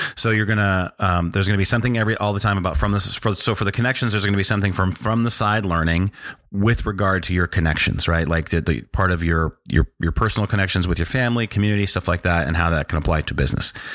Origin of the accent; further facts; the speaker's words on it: North Dakota, United States; also born or lived in Washington, D.C. / South America; we went to, uh, North Dakota. And I spent my formative years that I, that I can remember in North Dakota